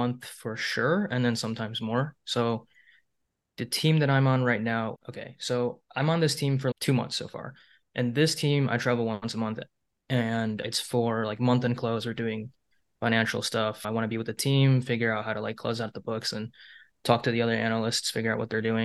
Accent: Troy, Michigan, United States; moved away as an adult; also born or lived in Taiwan; now in Seattle, United States; I was born here, and then I moved back to Taiwan for 6 months to a year. And then my mom took me over here, and we've been living in Troy basically all my life

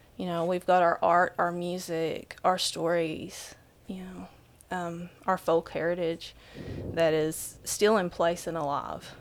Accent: Whitesburg, Kentucky, United States; in my hometown, Whitesburg, Kentucky, there's around fifteen hundred people

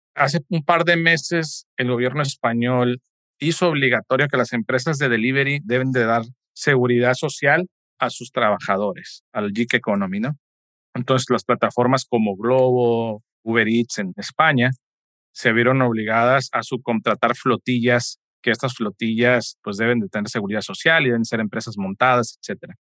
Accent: Mexico; somos los únicos mexicanos haciendo esto

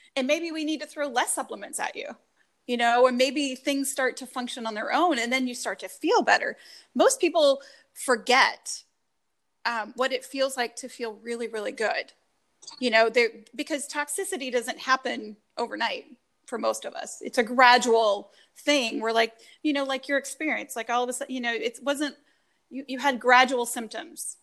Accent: North Carolina, United States; growing up in North Carolina

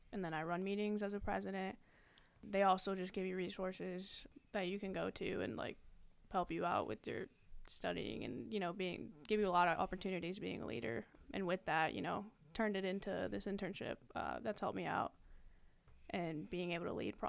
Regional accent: Nampa, Idaho, United States; All right. … from Nampa, Idaho, down south, majoring in human resources, operations management

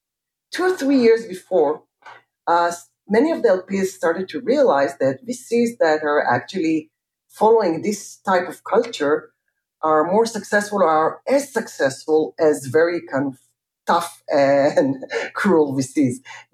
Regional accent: Jerusalem, Jerusalem District, Israel; I grew up in Jerusalem

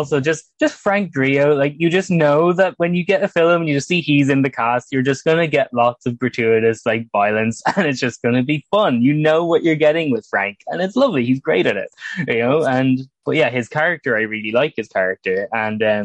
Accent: Ireland; as someone from Ireland

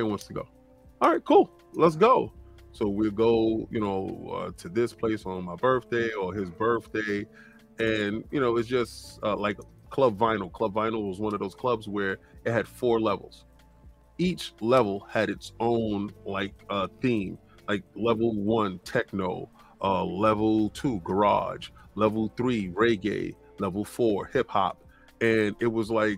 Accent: East Coast, United States; I'm an East Coast dude

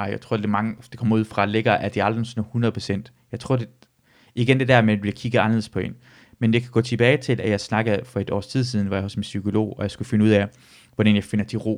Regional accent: Randers, Central Denmark Region, Denmark; jeg kommer fra, jeg kommer fra Randers med, lad os sige det.

